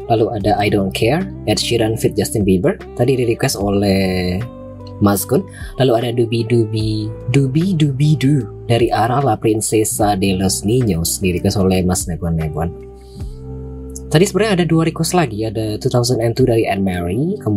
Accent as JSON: {"language": "Indonesian", "town": "Payakumbuh", "region": "West Sumatra", "country": "Indonesia", "tie": "born or raised there", "also_born_or_lived": "Padang", "said": "Aku asli Payakumbuh, Sumatera Barat. Um, ya, sebelumnya domisili di Padang, Sumatera Barat, tetapi pindah ke Payakumbuh sejak akhir November kalau tidak salah."}